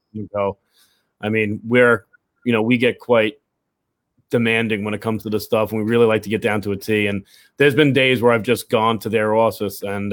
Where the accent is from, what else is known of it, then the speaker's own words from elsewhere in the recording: New York City, New York, United States; we're both from West Brighton. You know, we we grew up, you know, a block away from each other